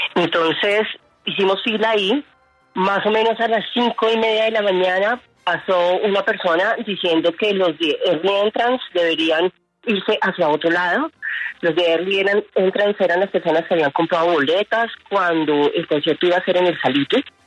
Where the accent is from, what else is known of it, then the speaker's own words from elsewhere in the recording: Bogotá, Colombia; los que vamos a esos eventos somos de Bogotá